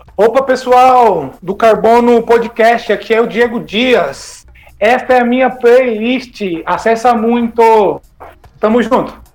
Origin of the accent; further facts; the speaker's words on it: Santana de Parnaíba, São Paulo, Brazil; eu sou de Santana de Parnaíba, aí na região metropolitana